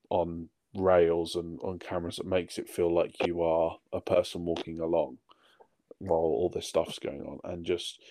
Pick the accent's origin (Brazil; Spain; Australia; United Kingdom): United Kingdom; I'm too British